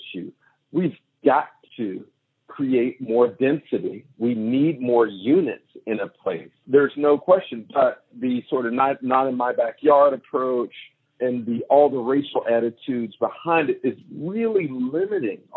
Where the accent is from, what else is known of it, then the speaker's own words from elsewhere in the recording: Pittsburgh, Pennsylvania, United States; I grew up in Pittsburgh, where Google headquarters landed almost a decade ago